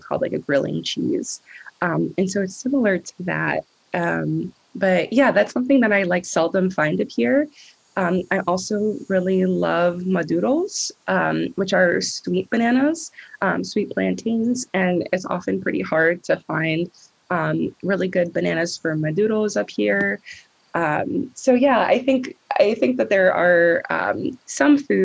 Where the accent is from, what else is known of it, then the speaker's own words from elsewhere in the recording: New Jersey, United States; now in Vermont, United States; So I grew up in New Jersey, and I grew up in a very small suburb